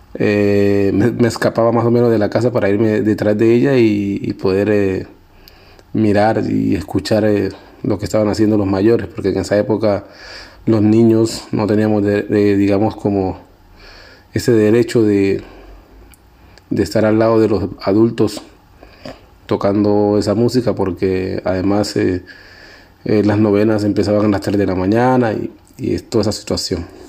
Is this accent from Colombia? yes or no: yes; Guapi, Cauca, Colombia; moved away as an adult; also born or lived in Bogotá; now in France; nace en Guapi, Cauca